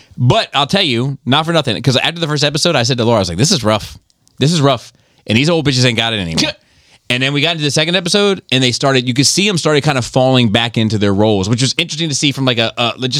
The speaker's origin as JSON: {"language": "English", "town": "Gaithersburg", "region": "Maryland", "country": "United States", "tie": "born or raised there", "said": "I was raised in Gaithersburg."}